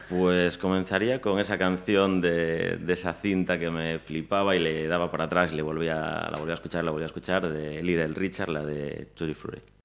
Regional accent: Pontevedra, Galicia, Spain; nací en Pontevedra, viví hasta los dos años en Lérez Luego hasta los ocho en, un pueblecito aquí al lado

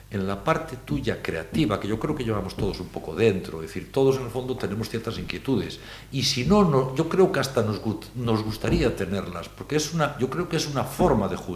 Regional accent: Galicia, Spain; como somos siempre los gallegos, en ese sentido buscamos la parte

